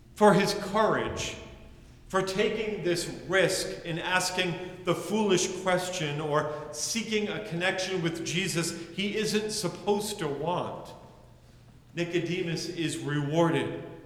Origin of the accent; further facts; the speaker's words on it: United States; As a white male growing up in the United States